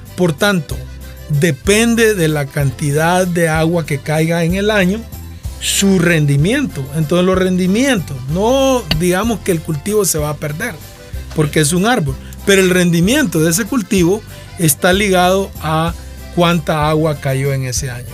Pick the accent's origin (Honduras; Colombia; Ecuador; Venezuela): Honduras; Nacaome, Valle; yo soy de Nacaome